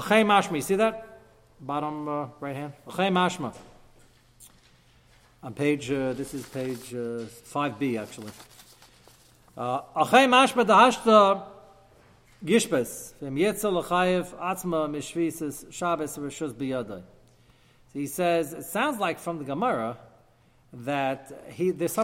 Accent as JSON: {"language": "English", "country": "United States", "said": "I'm American"}